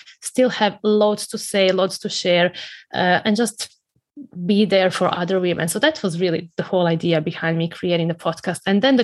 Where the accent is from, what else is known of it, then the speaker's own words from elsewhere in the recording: Croatia; moved away; I grew up in Croatia, you know, that little country in Central Europe